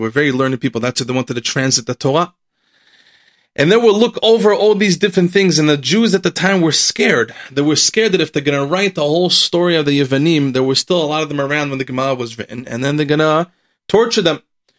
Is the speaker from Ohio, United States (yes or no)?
no; Lakewood, New Jersey, United States; the Rosh Yeshivot that I grew up in Lakewood, they never talked about the Holocaust